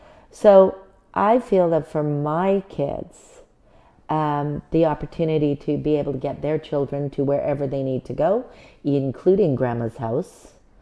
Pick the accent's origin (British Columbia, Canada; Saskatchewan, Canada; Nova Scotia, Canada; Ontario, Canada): British Columbia, Canada; Richmond; now in Prince George, Canada; I grew up in Richmond, British Columbia, which is not the same place as it is now. However, at that time, it was very small, very rural, did not have any large dance studios.